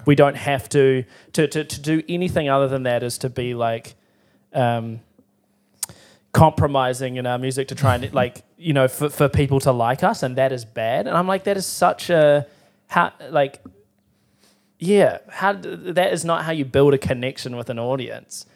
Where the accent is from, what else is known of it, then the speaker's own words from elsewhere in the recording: Timaru, Canterbury, New Zealand; moved away; I was from Timaru